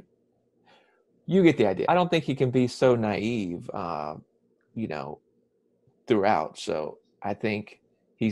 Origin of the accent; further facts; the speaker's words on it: Lake Wylie, South Carolina, United States; moved away as an adult; also born or lived in Savannah, Georgia / Charlotte, North Carolina; now in Atlanta, United States; I was born in Savannah, Georgia, but I grew up in Lake Wylie, South Carolina